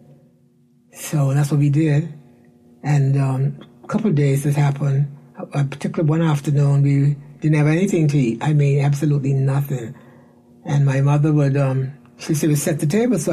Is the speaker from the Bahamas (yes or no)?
yes; Cherokee Sound, Central Abaco, Bahamas; moved away as an adult; also born or lived in Nassau; I was born in Nassau, but I lived in Cherokee Sound, Abaco. And I stayed there until I was about 20 years old.